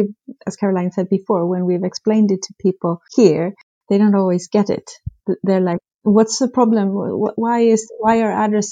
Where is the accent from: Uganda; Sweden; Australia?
Sweden; English is a second language; I've of course noticed that addressing is often not as well developed as I was used to from Sweden.